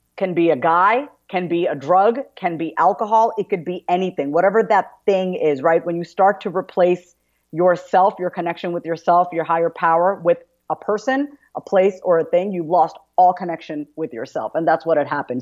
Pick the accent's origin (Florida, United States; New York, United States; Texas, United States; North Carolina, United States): New York, United States; Long Island; I grew up on Long Island, New York